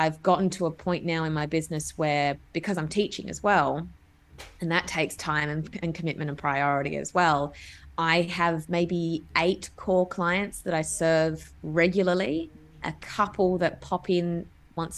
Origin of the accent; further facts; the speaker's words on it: Adelaide, South Australia, Australia; moved away as an adult; also born or lived in Melbourne; so I'm originally from Adelaide. And when I moved to Melbourne